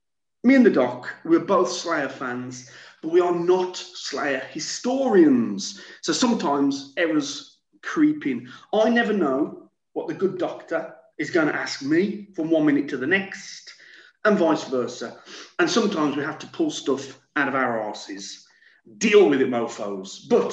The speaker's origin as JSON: {"language": "English", "country": "France", "second_language": "English", "said": "from France"}